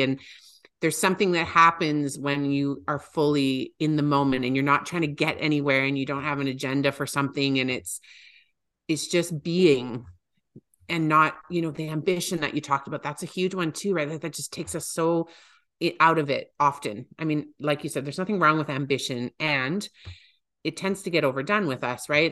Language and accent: English; Calgary, Alberta, Canada; my hometown